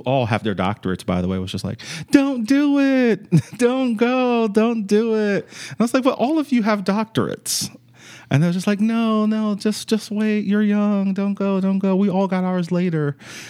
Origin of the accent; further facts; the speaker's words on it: New York City, New York, United States; also born or lived in Chesapeake, Virginia; So I'm actually originally from New York City, from the Bronx. And when I moved to Virginia, I moved to Chesapeake, Virginia.